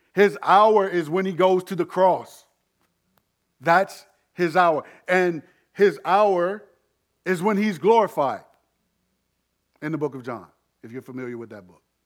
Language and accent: English; United States